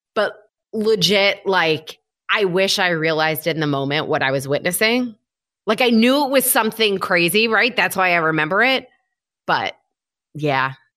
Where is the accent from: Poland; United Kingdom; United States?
United States; Michigan; moved away as an adult; now in New York City, United States; I grew up in Michigan. I have lived in New York City for the last seventeen-ish years.